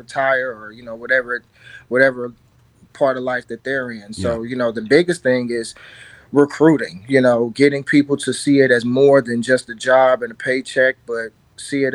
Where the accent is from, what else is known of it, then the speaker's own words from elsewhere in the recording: St. Louis, Missouri, United States; I'm from South City